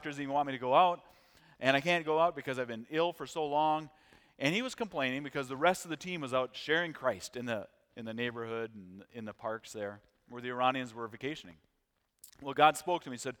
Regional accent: United States

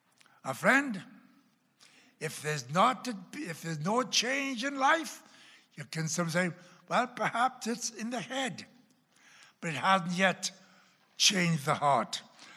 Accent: Oklahoma, United States; accent: Oklahoma; And you can tell by my accent, though the Oklahoma accent still lingers around quite often.

